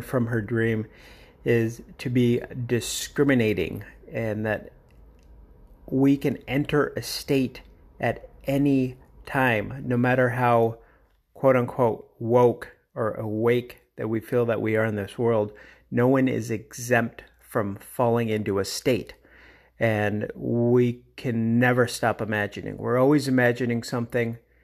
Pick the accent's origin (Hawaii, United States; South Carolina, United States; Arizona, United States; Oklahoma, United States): Arizona, United States; Phoenix; my hometown of, or local town, whatever you want to call it, of Phoenix, Arizona